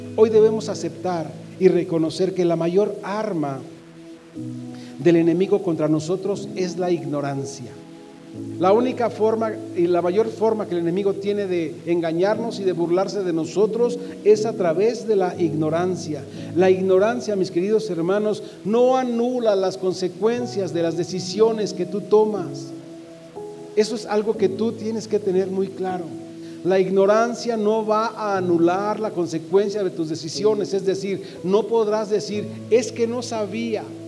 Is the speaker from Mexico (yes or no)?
yes; Mexico; todos los que somos mexicanos celebramos porque hemos nacido en la misma patria